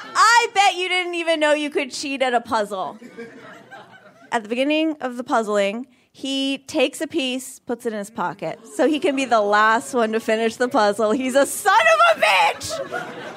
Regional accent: Vermont, United States; moved away; I grew up in Vermont

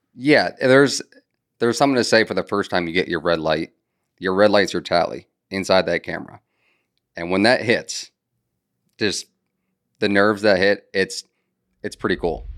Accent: Connecticut, United States; moved away as an adult; now in Charleston, United States; I'm from Connecticut.

